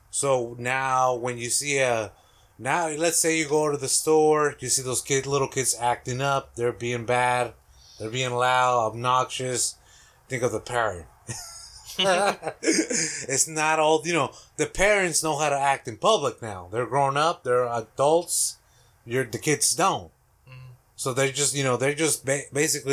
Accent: Mexico; English is a second language; now in United States; I grew up in Mexico. I actually pledged allegiance to the Mexican flag.

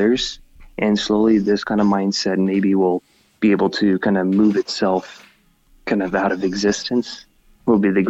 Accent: United States; I was born in the U.S.

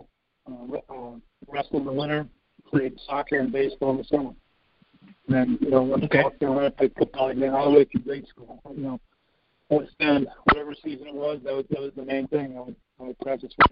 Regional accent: Cleveland, Ohio, United States; also born or lived in Chicago, Illinois; When I was probably in kindergarten, my parents moved to Cleveland.

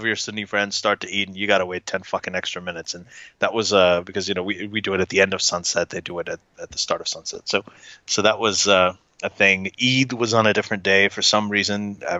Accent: Saudi Arabia; And then, you know, I grew up mostly in Saudi Arabia.

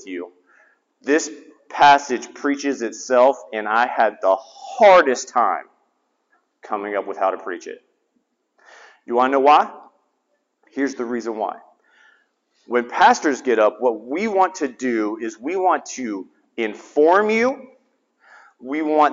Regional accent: the South, United States; I'm from the South

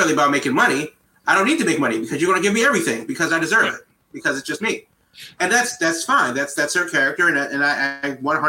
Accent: United States; as an American

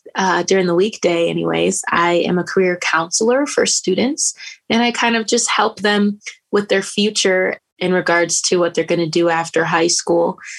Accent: Grand Rapids, Michigan, United States; I have been born and raised in Grand Rapids, Michigan

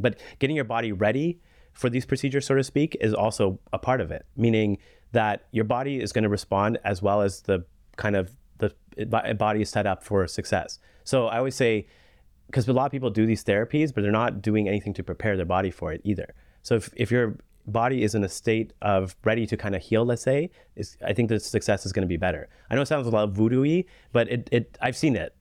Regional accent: Canada; being a Canadian physician

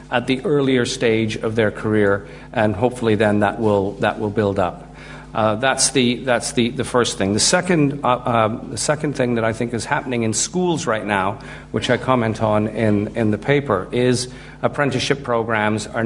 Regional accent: Guyana; when my dad calls, I drop into this Guyanese way of speaking because I'm originally from Guyana.

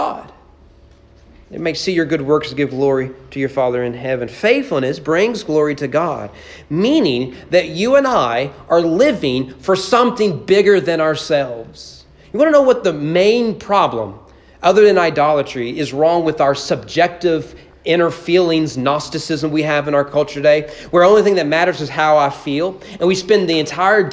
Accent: United States; we as American evangelicals

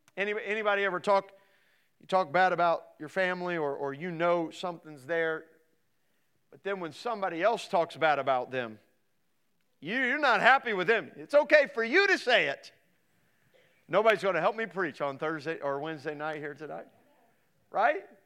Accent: Midwest, United States; So I grew up in the Midwest, and here I am in the Midwest.

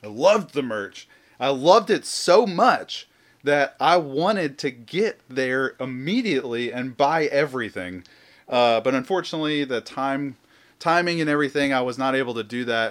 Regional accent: the South, United States; I'm from the South

